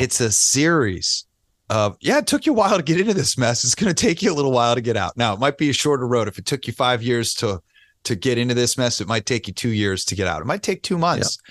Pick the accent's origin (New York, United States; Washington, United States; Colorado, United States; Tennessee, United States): New York, United States; New York City; now in Las Vegas, United States; I'm a New Yorker